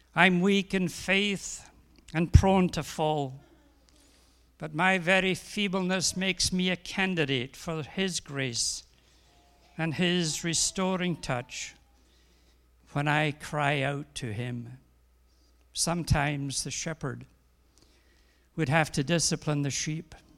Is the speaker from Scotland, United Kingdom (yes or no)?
yes; Scotland, United Kingdom; I'm a Scotsman